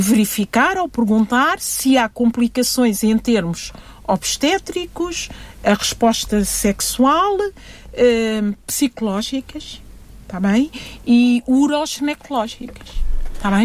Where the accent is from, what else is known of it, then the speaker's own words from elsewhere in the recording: Guinea-Bissau; Eu sou da Guiné-Bissau